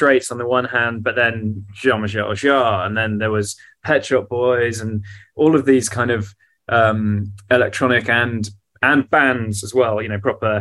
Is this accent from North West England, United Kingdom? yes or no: no; South Hams, Devon, South West England, United Kingdom; also born or lived in Plymouth; so I was born in Devon in the southwest of England. Okay. In a city called Plymouth, and kind of grew up in the South Hams